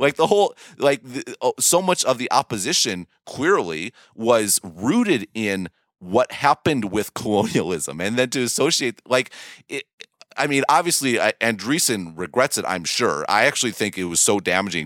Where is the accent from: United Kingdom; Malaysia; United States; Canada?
United States; an American who didn't live under the British Raj